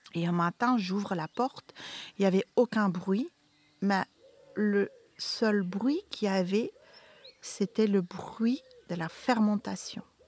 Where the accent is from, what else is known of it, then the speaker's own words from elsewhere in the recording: Flanders, Belgium; moved away as an adult; now in Beaumont-en-Véron, France; Les vins de mon pays natal, qui a eu maintenant une... Euh, la Belgique